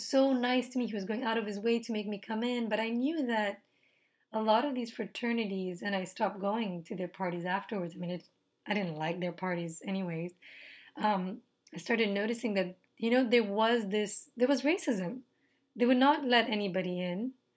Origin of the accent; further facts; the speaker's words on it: Nepal; moved away; I'm from Nepal